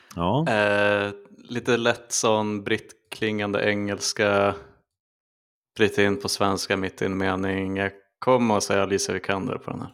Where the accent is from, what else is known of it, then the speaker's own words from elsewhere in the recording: Sweden; som svensk